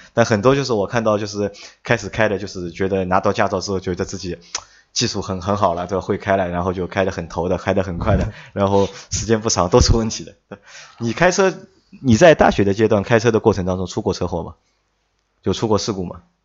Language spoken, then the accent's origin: Chinese; China; 可能我们中国人的传统是